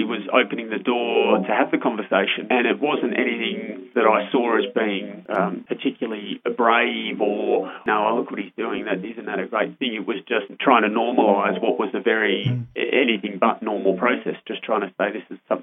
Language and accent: English; Canberra, Australian Capital Territory, Australia; I grew up in Flynn